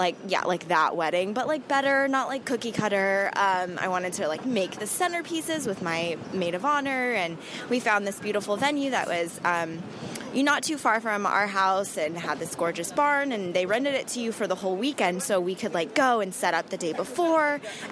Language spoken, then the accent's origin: English; Southern California, United States; now in New York, United States; we live in New York now, but we're originally from Southern California